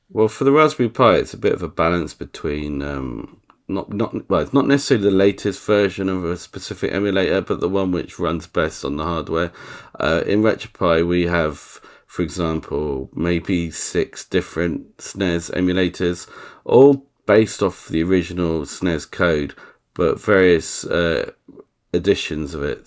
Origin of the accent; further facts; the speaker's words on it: England, United Kingdom; I'm English.